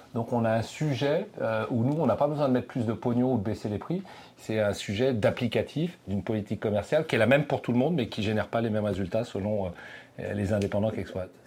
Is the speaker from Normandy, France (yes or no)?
no; Breton, Brittany, France; now in Paris, France; je suis breton